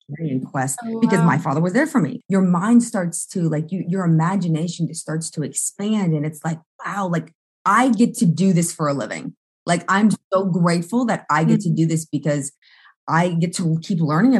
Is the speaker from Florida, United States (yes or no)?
yes; Pensacola, Florida, United States; moved away; I'm originally from Pensacola.